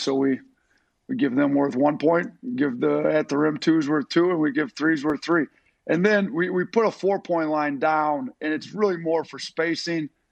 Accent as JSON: {"language": "English", "region": "Wisconsin", "country": "United States", "tie": "born or raised there", "moved": "yes", "said": "I grew up in Wisconsin"}